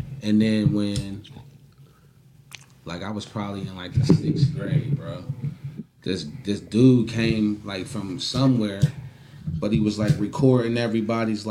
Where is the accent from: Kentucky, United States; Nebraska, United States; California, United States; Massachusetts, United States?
Kentucky, United States; Covington; I'm from Covington